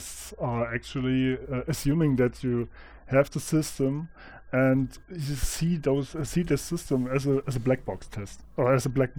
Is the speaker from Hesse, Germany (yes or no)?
no; Thuringia, Germany; I'm from Germany and Thuringia.